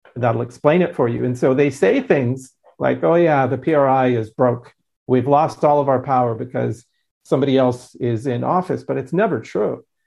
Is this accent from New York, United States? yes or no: no; Southern California, United States; grew up in Southern California